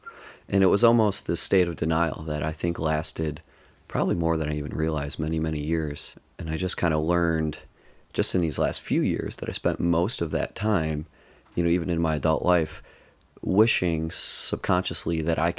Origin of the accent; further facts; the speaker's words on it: Livonia, Michigan, United States; I grew up in Livonia the first 7 years of my life, a suburb of Detroit, about 20 miles west of Detroit.